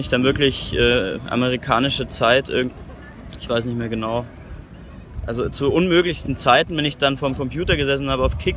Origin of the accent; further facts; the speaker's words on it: Munich, Bavaria, Germany; komme hier aus München, bin 27, momentan noch Student